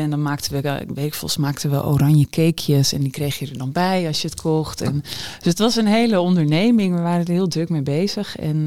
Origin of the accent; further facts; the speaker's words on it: Groningen, Netherlands; de Borgmanschool in Groningen